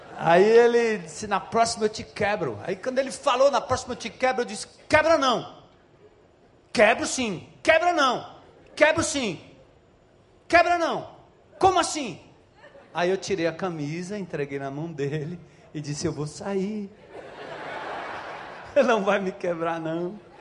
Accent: São Paulo, Brazil; Nascido e criado na Zona Norte de São Paulo, filho de nordestino

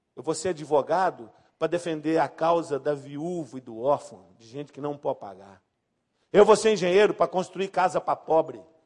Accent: Brazil; now in Belo Horizonte, Brazil; eu sou brasileiro

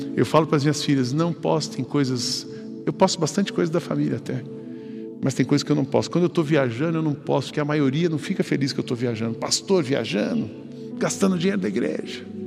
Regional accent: São José dos Campos, São Paulo, Brazil; Eu fui criado lá no Jardim Paulista, em São José dos Campos.

